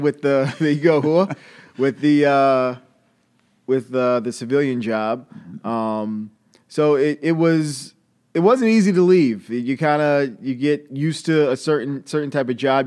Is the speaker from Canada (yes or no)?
no; Long Island, New York, United States; moved away as an adult; also born or lived in Atlanta, Georgia; I'm from Long Island originally